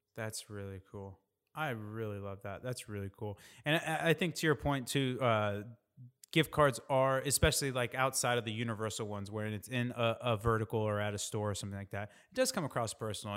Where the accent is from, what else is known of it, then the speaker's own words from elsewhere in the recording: Indiana, United States; I'm from Indiana